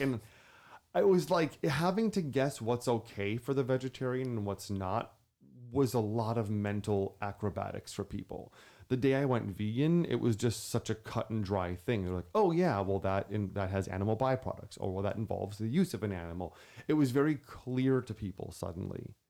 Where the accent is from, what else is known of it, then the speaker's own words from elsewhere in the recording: Wisconsin, United States; I'm from Wisconsin